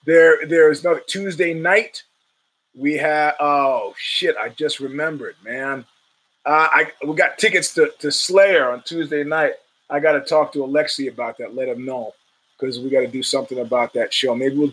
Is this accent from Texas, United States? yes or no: no; New York, United States; We're from New York, man.